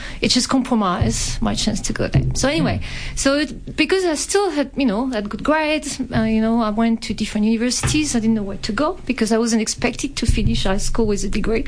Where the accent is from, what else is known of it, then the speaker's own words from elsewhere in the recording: France; accent: French; English is a second language; moved away as an adult; also born or lived in Clermont-Ferrand, France; now in Melbourne, Australia; as you can tell from the accent, I was born in France and I studied in France